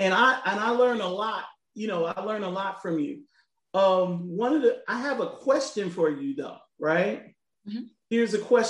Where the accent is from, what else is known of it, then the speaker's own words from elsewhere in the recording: Chicago, Illinois, United States; I was raised there in Chicago